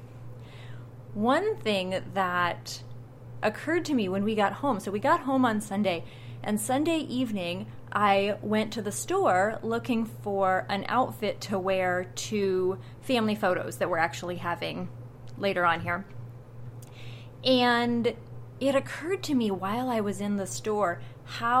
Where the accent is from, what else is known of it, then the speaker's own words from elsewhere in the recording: Iowa, United States; my home state of Iowa